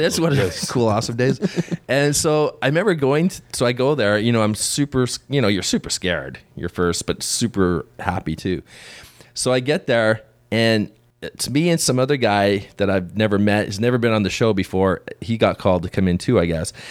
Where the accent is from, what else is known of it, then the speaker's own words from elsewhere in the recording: Canada; growing up in Canada back in the day